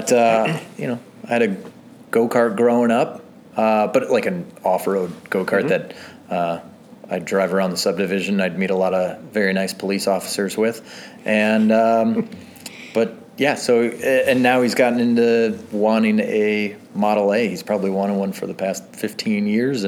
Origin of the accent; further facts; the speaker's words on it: McHenry, Illinois, United States; I grew up in McHenry